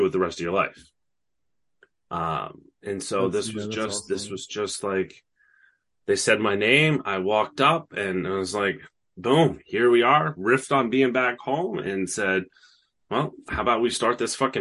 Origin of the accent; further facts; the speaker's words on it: upstate New York, United States; moved away as an adult; now in New York City, United States; I'm not from New York City. Everybody thinks I am just because of the way I talk. I've been here for over a decade. It's like, this is just who I am. And I always spent a lot of time here as a kid. But I'm from upstate New York.